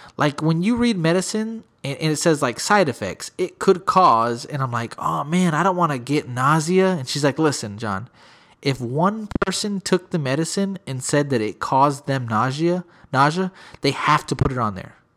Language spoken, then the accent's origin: English; San Antonio, Texas, United States; I'm from the Sp, uh, from San Antonio.